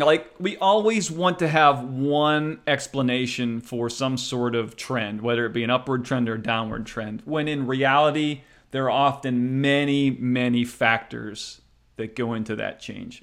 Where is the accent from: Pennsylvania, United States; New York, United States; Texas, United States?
Pennsylvania, United States; near Pittsburgh; I was raised near Pittsburgh